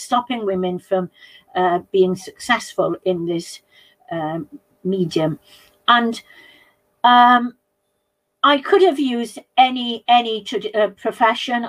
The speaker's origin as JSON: {"language": "English", "area": "South Pembrokeshire", "region": "Wales", "country": "United Kingdom", "said": "South Pembrokeshire, which is where I'm from"}